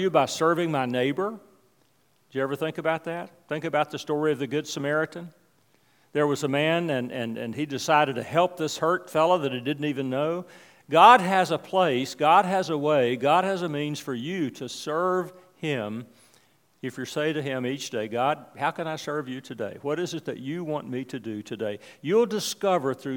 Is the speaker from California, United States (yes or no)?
no; West Virginia, United States; the church I grew up in West Virginia.